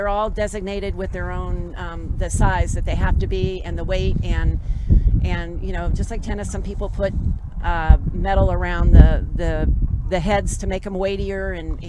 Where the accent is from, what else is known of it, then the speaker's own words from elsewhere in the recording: San Francisco, California, United States; moved away as an adult; also born or lived in Florida; now in Las Vegas, United States; I'm originally from California, from San Francisco